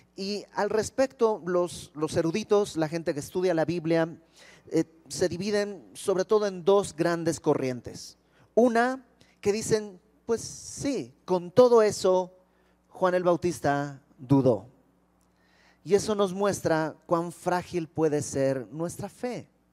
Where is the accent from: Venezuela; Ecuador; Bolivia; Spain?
Bolivia; now in Mexico; yo no soy de México, yo soy de Bolivia